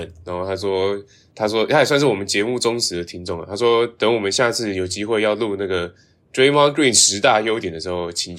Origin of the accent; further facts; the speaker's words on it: Thailand; 哦，对对对，没有，我我是在泰国长大，对，我不我但我不是泰国人的